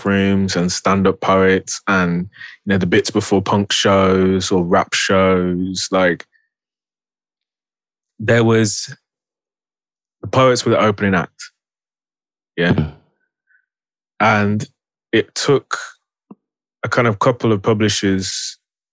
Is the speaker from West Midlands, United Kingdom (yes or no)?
yes; Birmingham, West Midlands, United Kingdom; I'm a Brummie